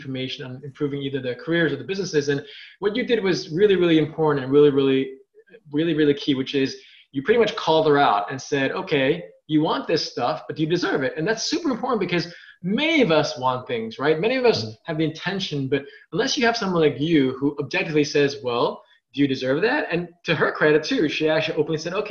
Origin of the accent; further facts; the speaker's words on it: New York, United States; I'm a New Yorker